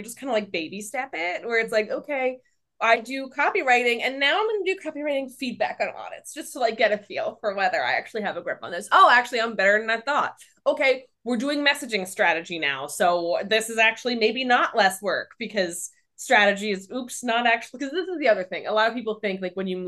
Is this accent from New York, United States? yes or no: yes; New York City, New York, United States; I'm a New Yorker.